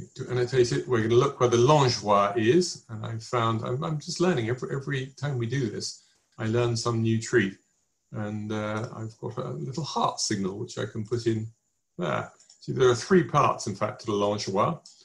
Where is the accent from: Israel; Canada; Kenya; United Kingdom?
United Kingdom; England; accent: English; my English accent